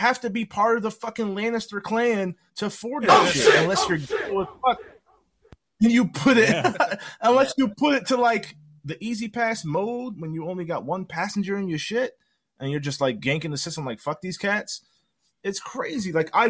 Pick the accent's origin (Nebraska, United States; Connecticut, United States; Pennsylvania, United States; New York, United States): Connecticut, United States; moved away as an adult; also born or lived in Stafford, Virginia; now in Kansas, United States; I'm from Connecticut originally, born and raised.